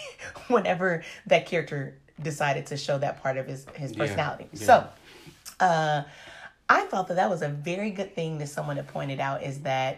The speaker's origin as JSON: {"language": "English", "region": "Indiana", "country": "United States", "said": "So I am from Indiana."}